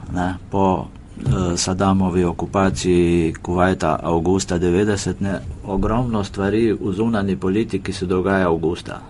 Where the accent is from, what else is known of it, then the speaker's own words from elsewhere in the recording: Primorska, Vipava Valley, Slovenian Littoral, Slovenia; moved away as an adult; now in Ljubljana, Slovenia; jaz drugač prihajam z Primorske, z Vipavske doline